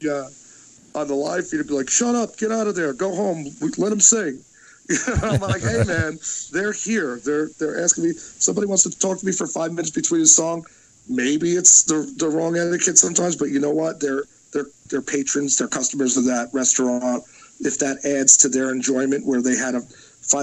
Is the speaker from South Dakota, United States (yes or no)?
no; New Jersey, United States; I'm from Jersey